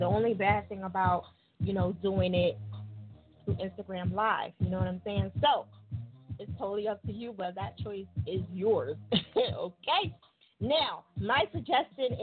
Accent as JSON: {"language": "English", "region": "New Jersey", "country": "United States", "said": "I am from Jersey."}